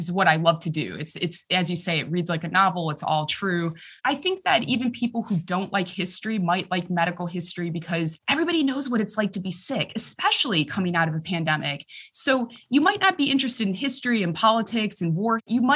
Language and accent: English; Arlington Heights, Illinois, United States; accent: Chicago; moved away as an adult; also born or lived in Oxford, United Kingdom; now in United Kingdom; I'm from Arlington Heights